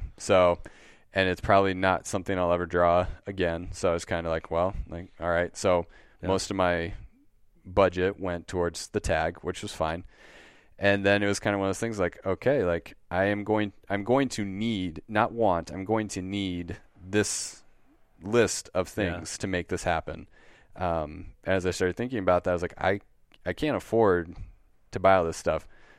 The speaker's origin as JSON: {"language": "English", "region": "Wisconsin", "country": "United States", "said": "I'm from Wisconsin."}